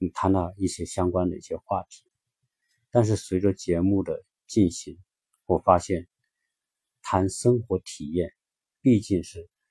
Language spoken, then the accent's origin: Chinese; China; 作为一个中国人